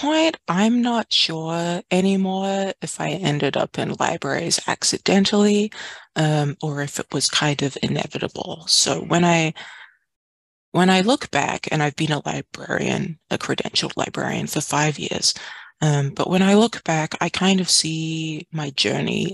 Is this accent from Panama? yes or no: no; New Zealand; moved away as an adult; also born or lived in Washington, United States; now in San Francisco, United States; I grew up in Aotearoa, New Zealand.